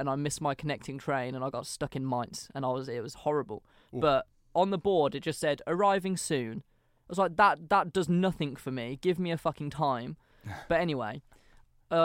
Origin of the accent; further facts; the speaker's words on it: England, United Kingdom; first language English; But as native English speakers, we just naturally understand which one you mean.